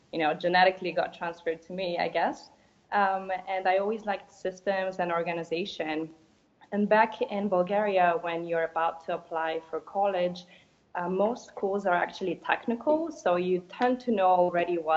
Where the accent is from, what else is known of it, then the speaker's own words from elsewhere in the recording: Tampa, Florida, United States; moved away as an adult; also born or lived in Boston; So I grew up in Tampa